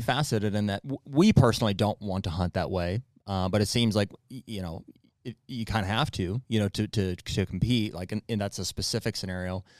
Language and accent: English; Pennsylvania, United States; we're from Pennsylvania